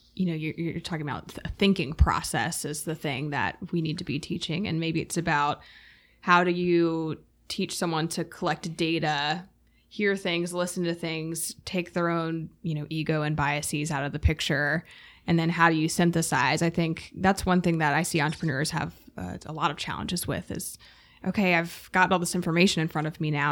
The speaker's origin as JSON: {"language": "English", "town": "Durham", "region": "North Carolina", "country": "United States", "tie": "born or raised there", "also_born_or_lived": "Raleigh, United States", "said": "I was born and raised in Durham, went to school at U N C, have stayed in Raleigh."}